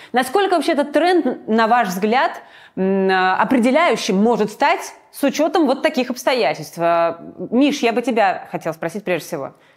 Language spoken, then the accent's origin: Russian; Georgia; moved away; я грузинка и была в Грузии в 2008 году во время войны.